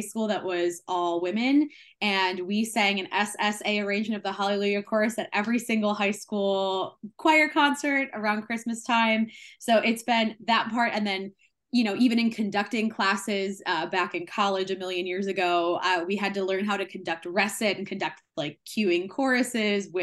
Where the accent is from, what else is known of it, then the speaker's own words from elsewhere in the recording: Michigan, United States; moved away as an adult; now in Indiana, United States; I am originally from Michigan, so my Midwestern roots run deep.